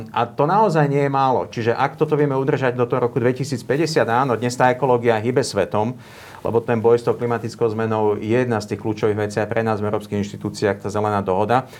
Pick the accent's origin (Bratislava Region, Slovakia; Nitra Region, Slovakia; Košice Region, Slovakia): Bratislava Region, Slovakia; Bratislava; Ja sa cítim rovnako Slovák ako Európan, ako Bratislavčan a, a som na to hrdý